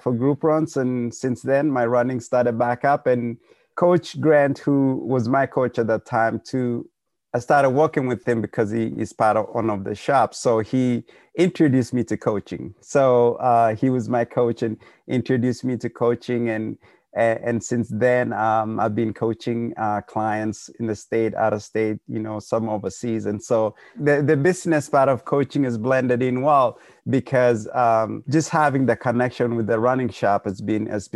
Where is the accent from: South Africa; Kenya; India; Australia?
Kenya; now in South Dakota, United States; we're all from Kenya